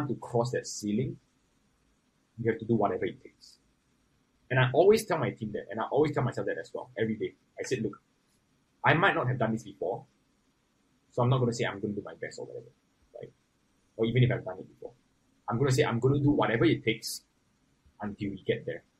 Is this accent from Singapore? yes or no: yes; Singapore; As a Singaporean, I think we can do something and we can really put a name on the global map for ourselves